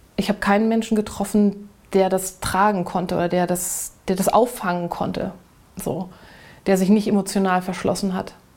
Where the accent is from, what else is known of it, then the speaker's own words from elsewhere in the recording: Germany; moved away; Hamburg nun sehr in der Nähe war von dem Ort, wo ich groß geworden bin.